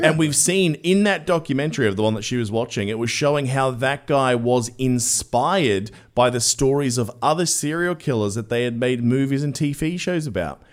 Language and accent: English; Australia; I'm Australian